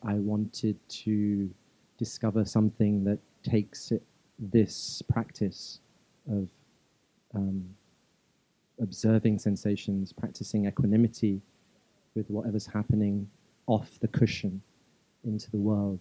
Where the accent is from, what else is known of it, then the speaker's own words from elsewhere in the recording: London, United Kingdom; also born or lived in Malawi; I was born in Malawi in in uh, East Africa. I, am Indian by ethnicity, um, and I grew up in London.